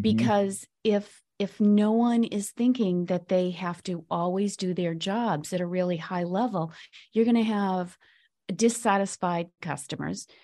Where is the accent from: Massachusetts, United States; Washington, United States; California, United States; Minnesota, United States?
Massachusetts, United States; Boston; I'm from Boston